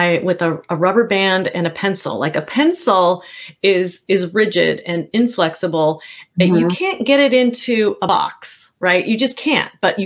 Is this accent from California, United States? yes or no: yes; the Bay Area, California, United States; I grew up back in California in the Bay Area back in the 70s